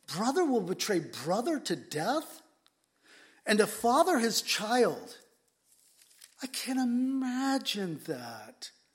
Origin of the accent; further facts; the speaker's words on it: San Diego, California, United States; now in Whidbey Island, United States; I grew up in San Diego